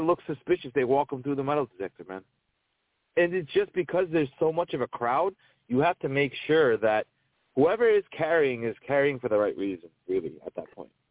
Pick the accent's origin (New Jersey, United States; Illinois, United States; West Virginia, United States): New Jersey, United States; I'm from New Jersey